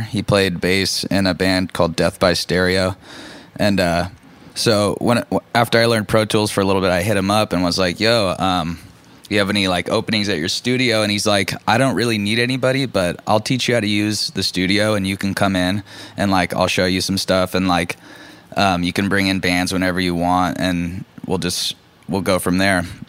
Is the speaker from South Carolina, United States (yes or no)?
no; Orange County, California, United States; I grew up in Orange County, California